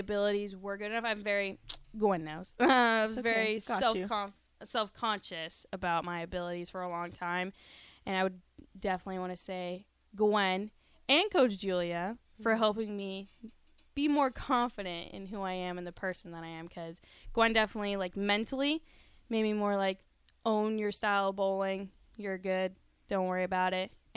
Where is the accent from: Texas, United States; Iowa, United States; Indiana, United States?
Texas, United States; moved away as an adult; now in Nebraska, United States; I'm from Texas